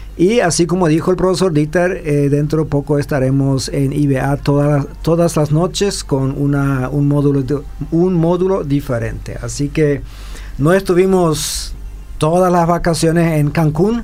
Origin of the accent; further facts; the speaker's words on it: Paraguay; como paraguayos